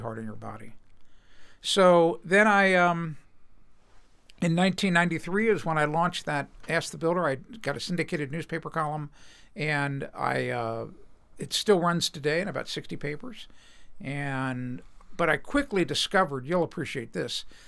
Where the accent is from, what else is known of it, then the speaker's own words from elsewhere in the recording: Cincinnati, Ohio, United States; I was born and raised in Cincinnati.